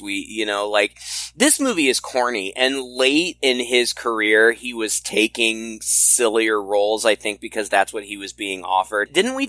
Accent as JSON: {"language": "English", "region": "Missouri", "country": "United States", "tie": "born or raised there", "said": "I live in Missouri."}